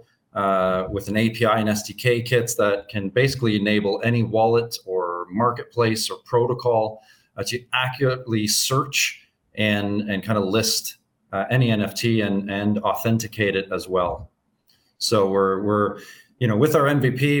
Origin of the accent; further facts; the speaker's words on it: Canada; moved away as an adult; now in Anguilla; I'm originally from Canada. I left Canada in 2017 and settled in a Caribbean nation called Anguilla